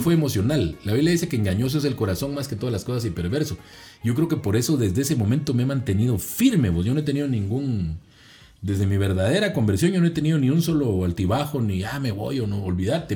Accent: Zona 6, Guatemala Department, Guatemala; crecí en la zona 6, en los proyectos. Ahí crecí

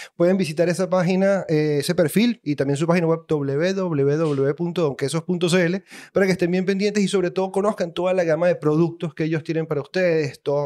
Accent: Maracaibo, Zulia, Venezuela; now in Chile; Antes era de Maracaibo, Los Olivos, ahora soy aquí de Chile

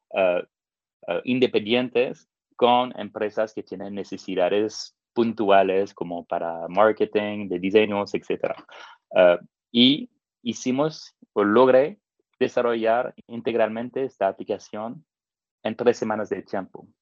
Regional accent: France; accent: French; Spanish is a second language; moved away as an adult; also born or lived in Africa / Middle East; now in Mexico; mi acento francés

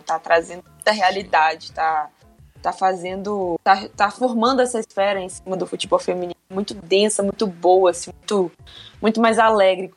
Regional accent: Belo Horizonte, Minas Gerais, Brazil; eu sou daqui de Belo Horizonte

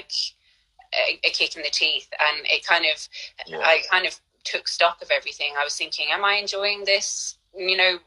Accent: Ireland; moved away as an adult; also born or lived in London / Mallorca

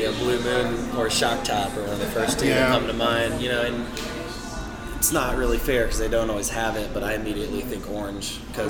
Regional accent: Louisville, Kentucky, United States; moved away; Louisville is my hometown, and this is where I grew up

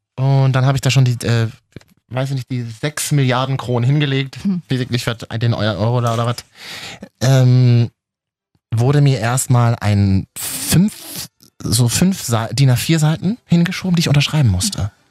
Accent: Berlin, Germany; von uns Berlinern

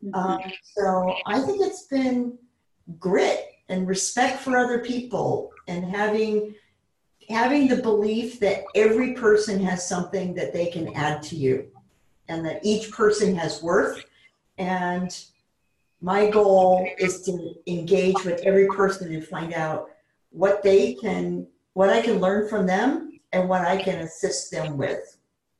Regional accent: Maine, United States; I was born in Maine, and we're frugal people. Like the land and the people I come from

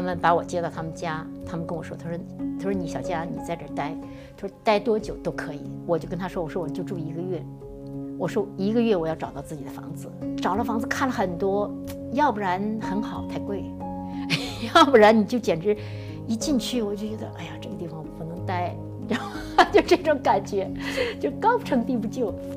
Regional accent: Northeast China, China; accent: Northeastern dialect; moved away as an adult; also born or lived in Shanghai; now in Los Angeles, United States; 用我们东北话说

